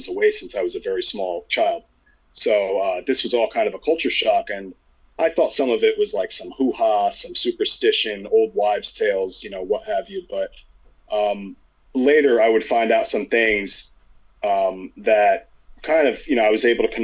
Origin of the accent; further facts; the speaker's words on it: Kandahar, Afghanistan; moved away; I'm from Kandahar.